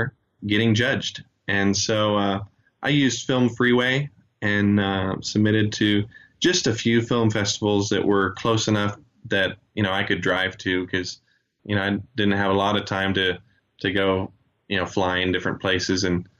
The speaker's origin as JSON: {"language": "English", "country": "Chile", "moved": "yes", "said": "I've even been able to go back to my home country of Chile and teach some After Effects beginner stuff."}